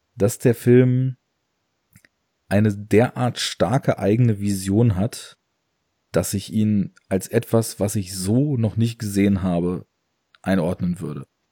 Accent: Braunschweig, Lower Saxony, Germany; ich komme ja aus Braunschweig

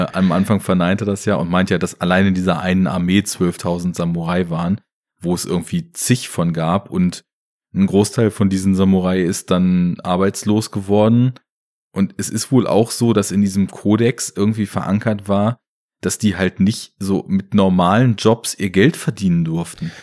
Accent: Germany; bei uns in Deutschland

